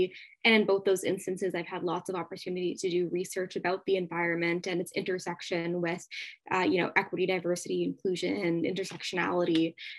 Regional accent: Mississauga, Ontario, Canada; Mississauga and in Ontario, which is where I'm from.

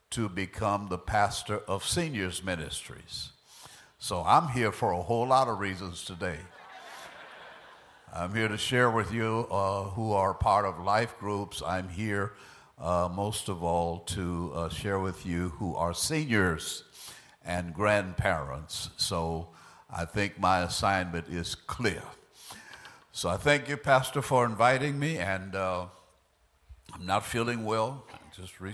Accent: San Antonio, Texas, United States; moved away as an adult; also born or lived in Dallas, Texas; now in Cibolo, United States; My mother was still living in the house that I was born in San Antonio

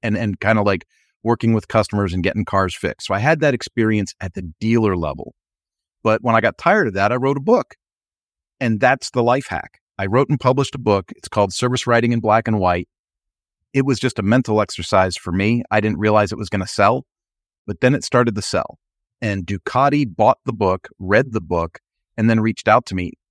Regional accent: Philadelphia, Pennsylvania, United States; I rode that thing, rain, snow, sleet, hail, growing up in Philadelphia

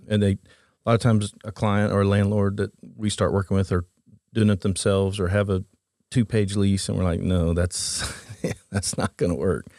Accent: Oklahoma, United States; Born and raised in Oklahoma.

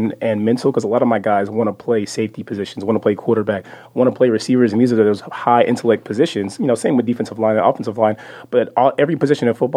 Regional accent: Frisco, Texas, United States; I'm from Frisco originally, so it's only 30 minutes down south

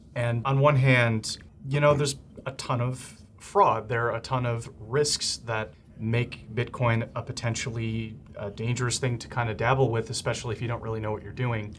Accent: Glenview, Illinois, United States; my hometown of Glenview, Illinois.

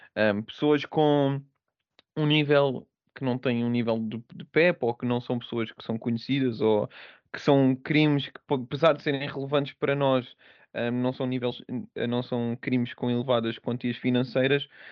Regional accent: Portugal; moved away as an adult; also born or lived in United Kingdom / Angola / Scotland; now in Poland; nós, tanto portugueses como brasileiros

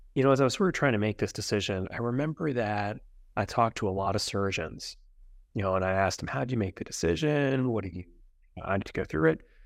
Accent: central New Jersey, United States; also born or lived in Brooklyn, New York; I was born in Brooklyn, New York, but spent most of my growing up in central New Jersey

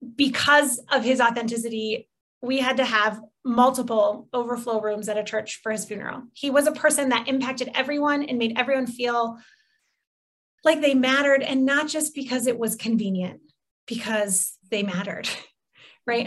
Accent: Midwest, United States; I'm from the Midwest, so a lot of things just go in a casserole

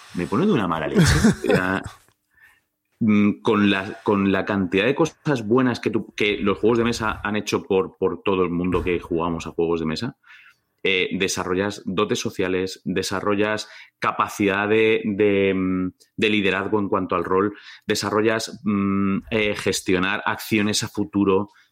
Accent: Valdemoro, Community of Madrid, Spain; Yo soy de Valdemoro

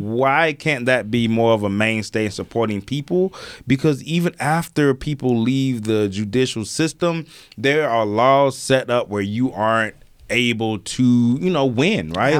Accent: Alabama, United States; I'm from Alabama

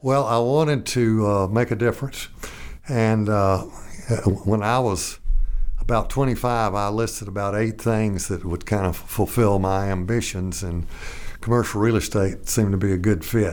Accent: Little Rock, Arkansas, United States; when I was growing up in Little Rock

